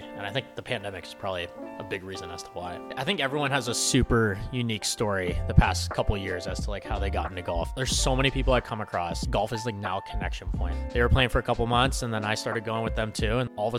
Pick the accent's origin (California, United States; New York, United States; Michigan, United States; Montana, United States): California, United States; Los Altos; So I grew up in the Bay Area, California, this small town, Los Altos, kind of like a countryside town a bit.